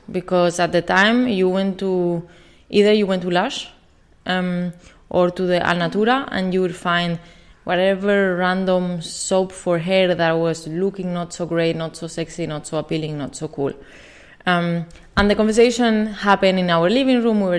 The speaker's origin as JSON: {"language": "English", "country": "Spain", "second_language": "English", "moved": "yes", "said": "I'm from Spain. If you cannot tell from my accent."}